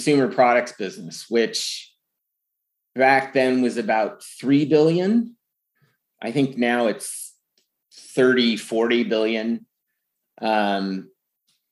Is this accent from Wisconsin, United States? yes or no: no; San Francisco, California, United States; growing up in San Francisco